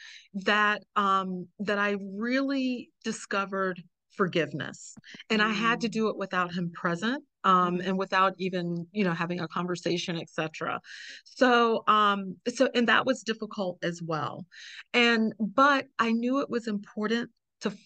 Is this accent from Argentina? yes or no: no; the South, United States; in the South, we use the word mama